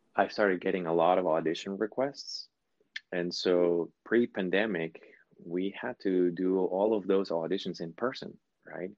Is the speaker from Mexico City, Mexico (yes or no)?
no; Sinaloa, Mexico; moved away; I was born in Mexico